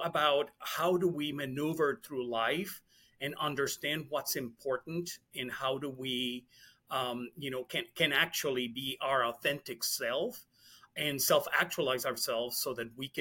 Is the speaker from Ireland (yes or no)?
no; Puerto Rico; I was born and raised in Puerto Rico